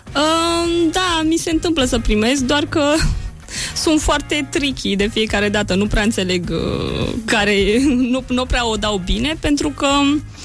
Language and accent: Romanian; Romania; now in Geneva, Switzerland; sunt din România